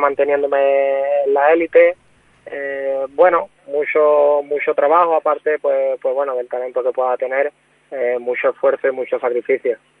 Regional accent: Cádiz, Andalusia, Spain; also born or lived in Puerto Real; now in Benalmádena, Spain; yo como andaluz que soy

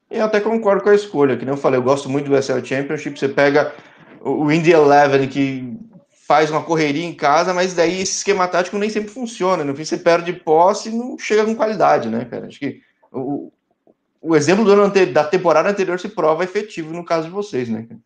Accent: São Paulo, Brazil; Então, é, eu sou de São Paulo, às vezes

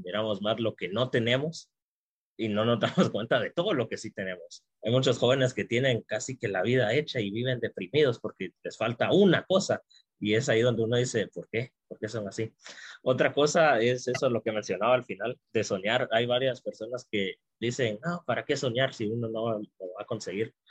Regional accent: Guatemala; como guatemaltecos y guatemaltecas

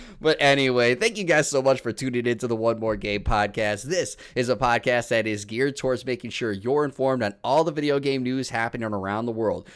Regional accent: Illinois, United States; now in Wisconsin, United States; where I grew up in Illinois

